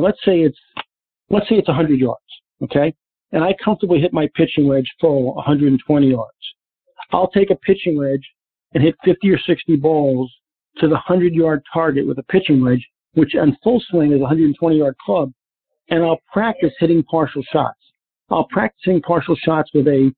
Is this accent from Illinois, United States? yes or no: no; New York, United States; now in Naples, United States; growing up in New York